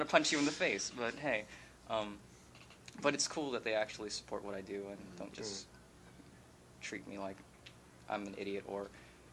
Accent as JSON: {"language": "English", "region": "Hawaii", "country": "United States", "tie": "born or raised there", "moved": "as an adult", "lives_now": "Texas, United States", "said": "my island"}